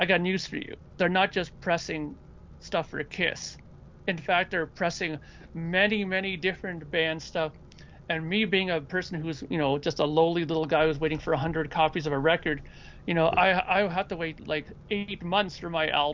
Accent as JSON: {"language": "English", "town": "Toronto", "region": "Ontario", "country": "Canada", "said": "I'm from the Toronto area"}